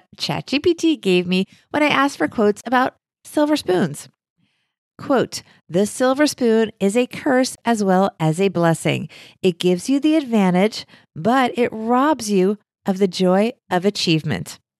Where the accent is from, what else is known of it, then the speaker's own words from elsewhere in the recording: United States; us Americans